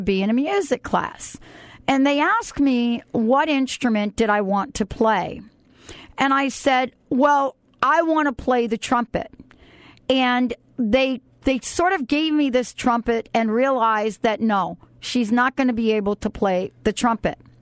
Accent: New York City, New York, United States; I grew up in the Bronx and I went to junior high school 101. And I think about those days and growing up in New York City.

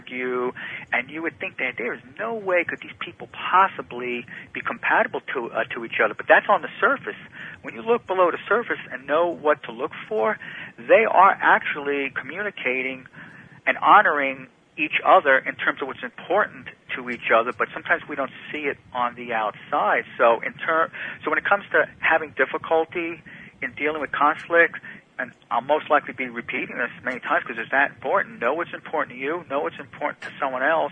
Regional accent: New Jersey, United States; I loved growing up in New Jersey

